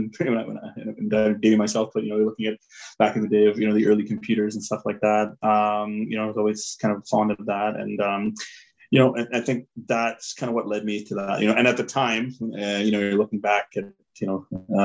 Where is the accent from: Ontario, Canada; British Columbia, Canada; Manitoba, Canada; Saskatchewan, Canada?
Ontario, Canada; Toronto; also born or lived in Bangalore, India; I grew up in Toronto. So, in Toronto Scarborough area